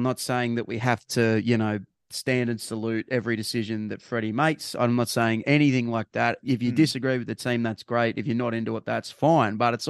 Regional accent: Camden, New South Wales, Australia; If you ask me where I'm from, I never say I'm a New South Welshman, right? No, I say I'm from Camden. I'm not from New South Wales. I'm from Camden, you know?

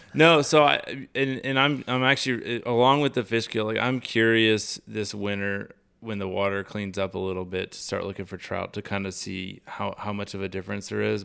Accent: Charleston, South Carolina, United States; I grew up redfishing in South Carolina around Charleston

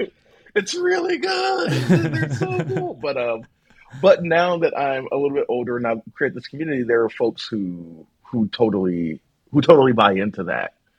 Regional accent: Philadelphia, Pennsylvania, United States; I grew up in South Philadelphia

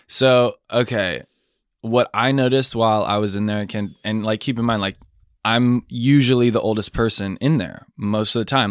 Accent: Sacramento, California, United States; also born or lived in Carmichael, California; I was born in Tahoe Park

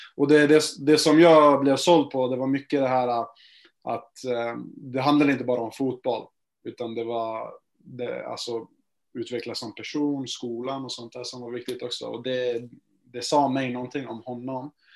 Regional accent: Gävle, Gävleborg County, Sweden; moved away as an adult; also born or lived in United States; Jag är från Gävle, eh, så jag började spela här eh, i en liten klubb eh, precis där jag bor

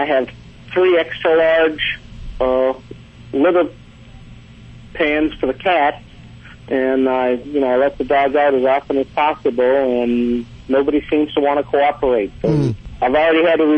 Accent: New Orleans, Louisiana, United States; moved away as an adult; now in Kentucky, United States; I am a New Orleans Katrina survivor that evacuated or moved out of town about a year ago

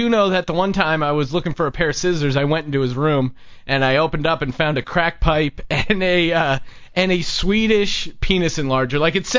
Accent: Pennsylvania, United States; now in Los Angeles, United States; I'm from Pennsylvania.

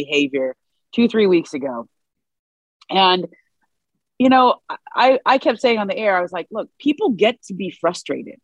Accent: Cleveland, Ohio, United States; my hometown of Cleveland

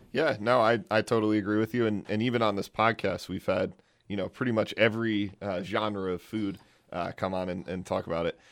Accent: New Jersey, United States; now in Fort Worth, United States; I'm from New Jersey. Um, I, I've grown up on New, New Jersey, New York style pizza my whole life.

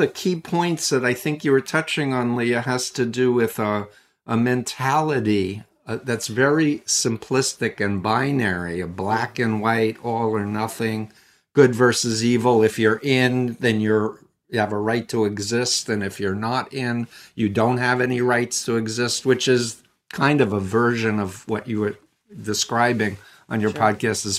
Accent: Queens, New York, United States; I was born in Flushing, Queens, New York. I actually grew up 1.3 miles from Donald Trump's childhood home in Jamaica Estates. Anyway, in my story, I was raised Jewish

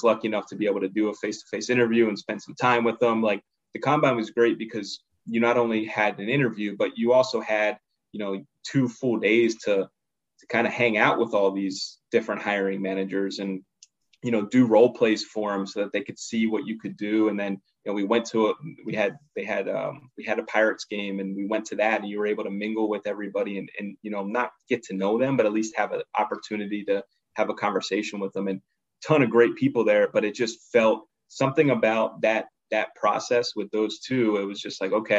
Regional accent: Pittsburgh, Pennsylvania, United States; also born or lived in Harrisburg, Pennsylvania; I'm originally from the Pittsburgh area, so I had family that I could stay with right when I was there

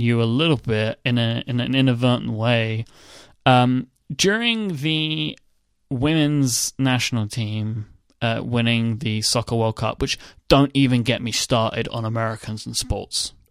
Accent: United Kingdom; I'm British

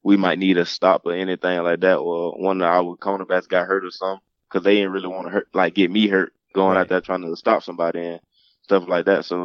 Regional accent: Mobile, Alabama, United States; I grew up in Mobile, Alabama

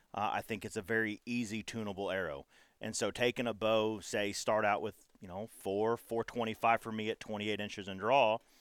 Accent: Texas, United States; growing up in Texas

